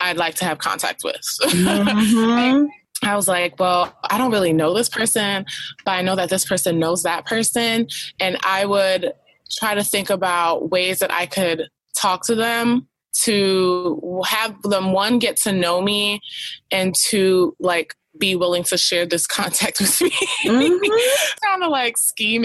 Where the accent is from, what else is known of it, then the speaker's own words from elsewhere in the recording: New York, United States; I'm from New York, where people don't really talk to each other when you don't know someone